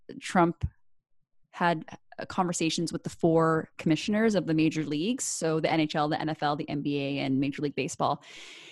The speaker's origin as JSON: {"language": "English", "country": "Canada", "said": "we're Canadian."}